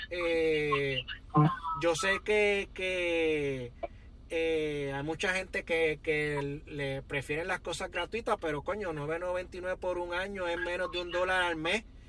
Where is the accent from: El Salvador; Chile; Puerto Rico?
Puerto Rico; Yabucoa; moved away; also born or lived in Río Piedras, Puerto Rico; Yo cuando salí de Yabucoa tenía una, una visión de vida distinta a la que tuve cuando me mudé a Río Piedra